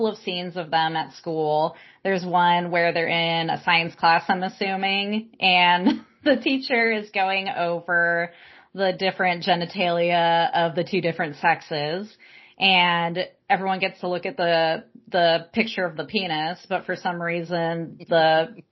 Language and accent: English; Palm Springs, California, United States; I grew up in Palm Springs, California. Everyone I grew up with was gay